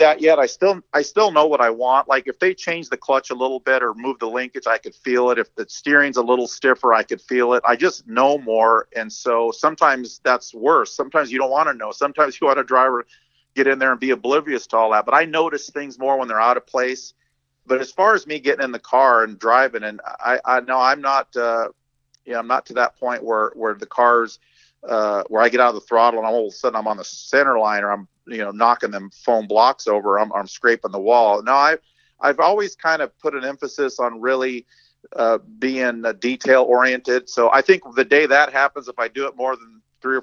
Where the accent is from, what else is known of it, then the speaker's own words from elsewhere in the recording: Southern California, United States; I grew up in Southern California, pretty rough neighborhood